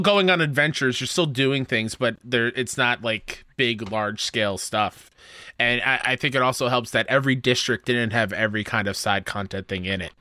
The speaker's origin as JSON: {"language": "English", "region": "New York", "country": "United States", "said": "being a New Yorker who's been to the city many, many times"}